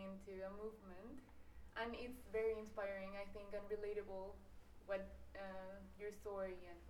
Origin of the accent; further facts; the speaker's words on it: Colombia; So I'm from Colombia, actually.